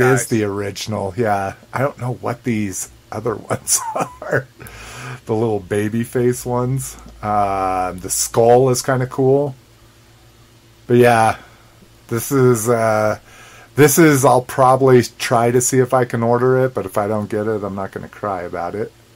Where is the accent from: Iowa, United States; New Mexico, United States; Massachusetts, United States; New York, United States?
New Mexico, United States; growing up in New Mexico, one you can get green chili anywhere and everywhere